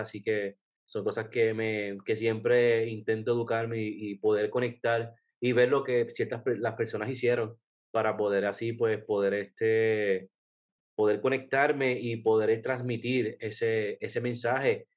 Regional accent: Puerto Rico; yo soy de Puerto Rico

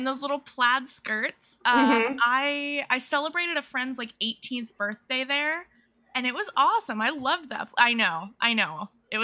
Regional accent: California, United States; moved away; also born or lived in Cedar Rapids, Iowa; I'm from California, but I did live in Iowa

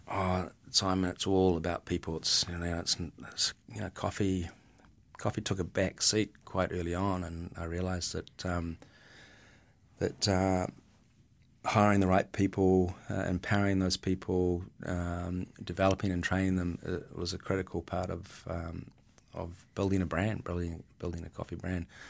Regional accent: Milford, Auckland, New Zealand; as a kid growing up in Milford, um, in the seventies

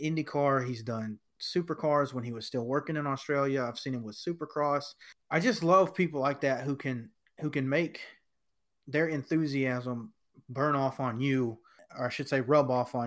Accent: United States; being American

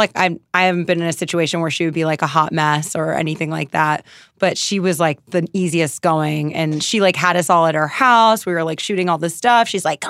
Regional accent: East Coast, United States; I'm from the East Coast and it reminds me of like my friends from college, and it reminds me of my friends from home when everyone's like, this is family.

